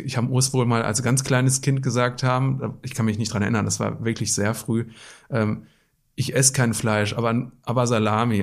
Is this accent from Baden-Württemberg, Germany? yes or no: yes; Black Forest, Baden-Württemberg, Germany; moved away as an adult; also born or lived in Wetter an der Ruhr, North Rhine-Westphalia / Witten, North Rhine-Westphalia; geboren im Ruhrgebiet, aber aufgewachsen im Schwarzwald